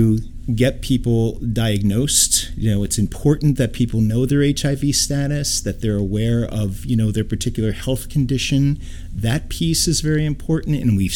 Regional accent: Troy, New York, United States; Native New Yorker, born in Troy, New York

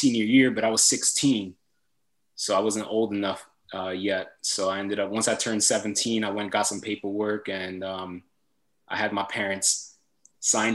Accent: Philadelphia, Pennsylvania, United States; moved away as an adult; growing up in Philly, you know, I had friends going to jail

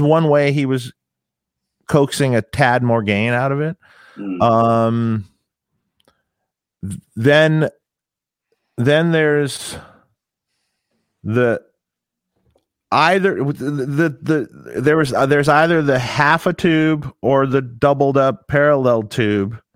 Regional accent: Detroit, Michigan, United States; I was in my hometown, Detroit

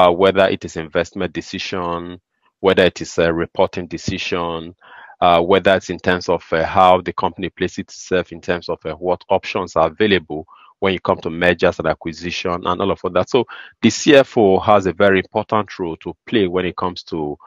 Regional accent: Nigeria; I am from Nigeria

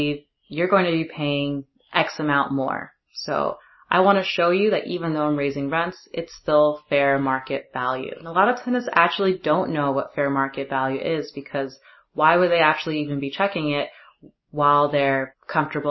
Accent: New Jersey, United States; moved away; I'm actually back in my home state, New Jersey

